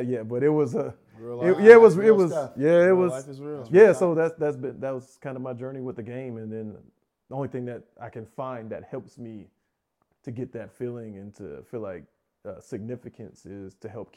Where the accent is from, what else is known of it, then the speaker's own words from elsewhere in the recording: Youngstown, Ohio, United States; I'm from Youngstown, Ohio